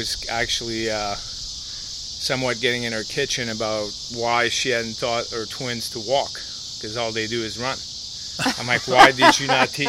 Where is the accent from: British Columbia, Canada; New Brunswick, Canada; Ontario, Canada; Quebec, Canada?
Quebec, Canada; Montreal; English is a second language; moved away as an adult; now in United States; Well, I grew up in Canada, right? So I grew up in Montreal. My parents still live in the house that we grew up in.